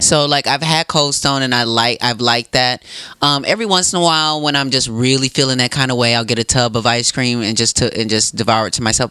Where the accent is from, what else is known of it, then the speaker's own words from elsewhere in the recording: Racine, Wisconsin, United States; Piggly Wiggly was so close to um, where I grew up in Racine